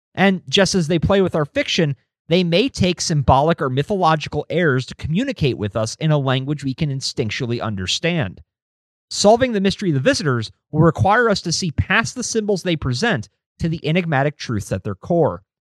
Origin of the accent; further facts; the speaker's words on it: United States; I'm an American